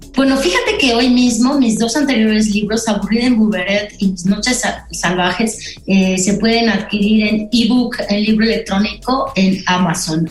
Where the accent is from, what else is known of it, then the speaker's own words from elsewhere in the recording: Pachuca, Hidalgo, Mexico; moved away; yo crecí, eh, o bueno, tuve mi adolescencia en Pachuca